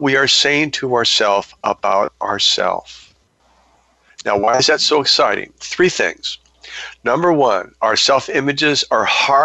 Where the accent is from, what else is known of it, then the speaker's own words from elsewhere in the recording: United States; as an American man